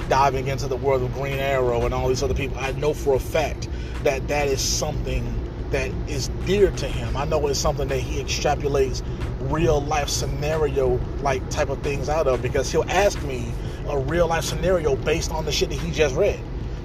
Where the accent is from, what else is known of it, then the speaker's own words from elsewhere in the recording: Atlanta, Georgia, United States; I'm from Atlanta, Georgia, man. I'm talking about the inner city of Atlanta, Georgia, man. I'm from the Pittsburgh community of Atlanta, Georgia